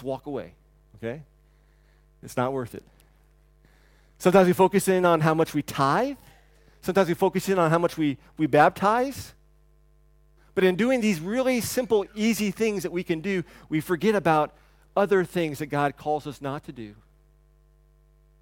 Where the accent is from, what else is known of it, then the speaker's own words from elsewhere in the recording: the South, United States; growing up in the South and you take your hat off and yes ma'am and no ma'am